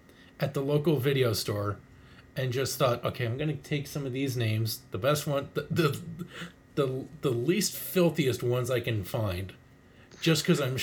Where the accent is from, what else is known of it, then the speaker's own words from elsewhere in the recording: Canada; I'm Canadian.